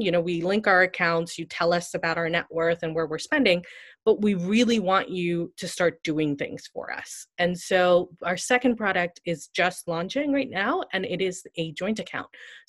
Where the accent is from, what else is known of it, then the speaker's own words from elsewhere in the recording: India; So I often joke that I started Zeta because I'm Indian and I'm nerdy about money.